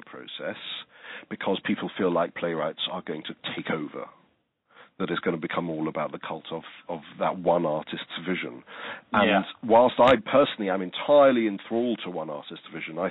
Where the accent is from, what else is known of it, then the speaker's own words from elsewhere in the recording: England, United Kingdom; now in Australia; although I'm Australian, I come from England